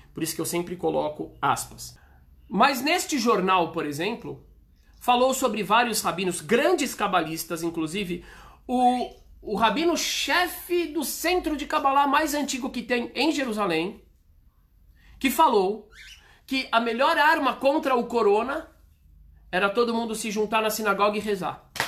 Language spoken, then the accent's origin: Portuguese; Brazil; Se eu sou brasileiro, graças a Deus eu sou brasileiro.